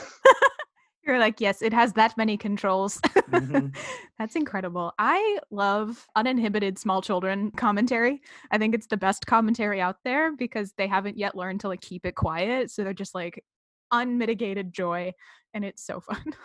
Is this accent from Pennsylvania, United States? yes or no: no; Massachusetts, United States; I'm from Massachusetts